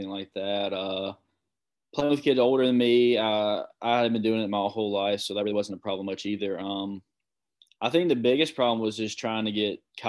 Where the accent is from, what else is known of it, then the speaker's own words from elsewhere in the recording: George County, Mississippi, United States; I played with a bunch of kids from my hometown